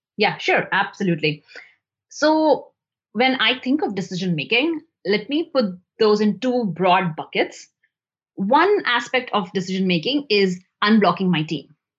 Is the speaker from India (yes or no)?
yes; India; moved away as an adult; also born or lived in New Delhi, India; I grew up in India